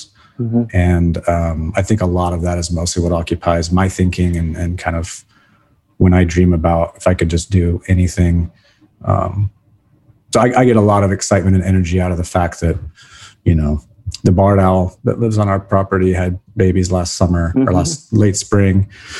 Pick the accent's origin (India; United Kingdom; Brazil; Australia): Brazil; And then of course, growing up in Brazil where we lived was just absolutely gorgeous.